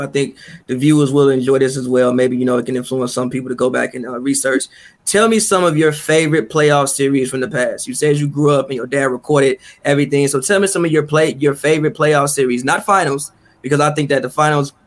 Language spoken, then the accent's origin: English; Chicago, Illinois, United States; growing up in Chicago in like the 90s, like we grew up in Chicago in the 90s